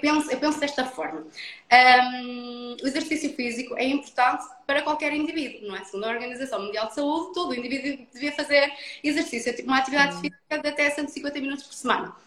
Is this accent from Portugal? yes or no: yes; Felgueiras, Norte, Portugal; sou, sou do, do Norte, sou de Felgueiras, um, ehm, do Conselho do, do Porto